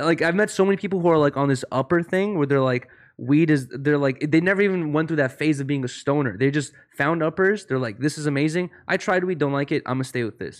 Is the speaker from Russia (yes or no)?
yes; Russia; moved away; I was born in Russia